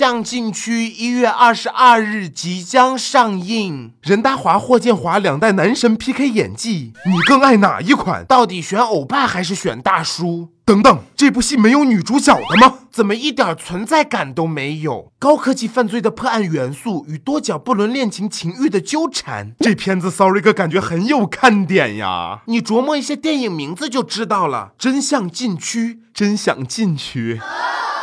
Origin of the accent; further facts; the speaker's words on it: China; 我作为一个中国人